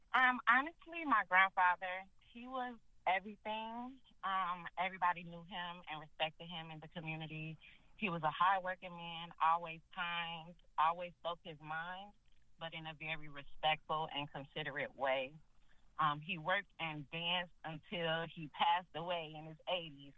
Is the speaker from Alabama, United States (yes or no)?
no; Chicago, Illinois, United States; moved away as an adult; now in Orlando, United States; I loved growing up in Chicago